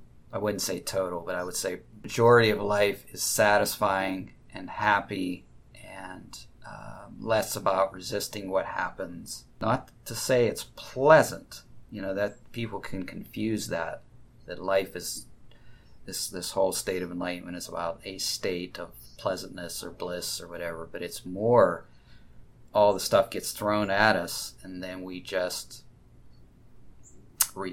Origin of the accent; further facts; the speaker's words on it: United States; I grew up in the United States